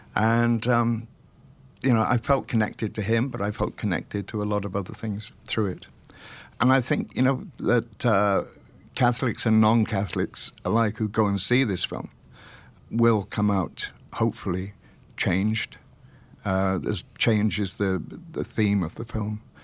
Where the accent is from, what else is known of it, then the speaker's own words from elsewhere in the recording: Welsh, Wales, United Kingdom; We're both Welsh